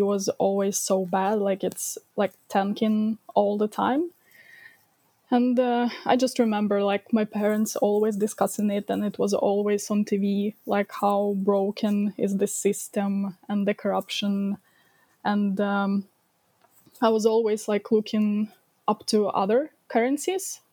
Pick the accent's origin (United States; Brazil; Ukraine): Ukraine; I was uh, born and I grew up in Ukraine and basically live in my almost my whole life uh, in Ukraine.